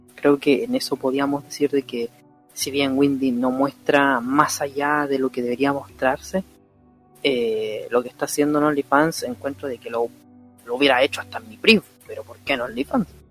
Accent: Chile; aquí en Chile, o nosotros somos de Chile, nosotros somos chilenos

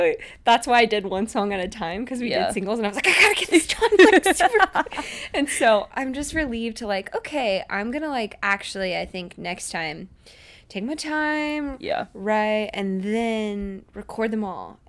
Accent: Orlando, Florida, United States; I'm from Orlando. From Orlando, Florida.

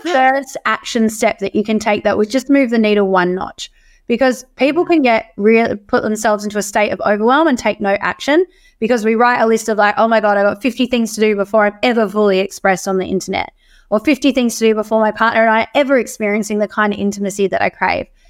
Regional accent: Australia; as Australian women

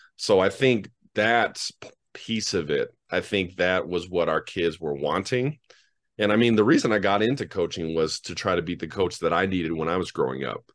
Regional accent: Denver, Colorado, United States; Well, I'm from Denver. I'm born and raised Denver kid.

